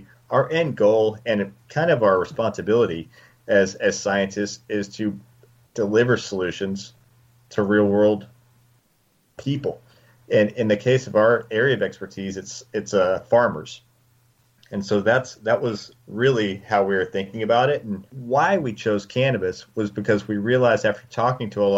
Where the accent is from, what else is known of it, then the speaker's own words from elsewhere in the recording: West Texas, United States; now in Colorado, United States; I grew up in West Texas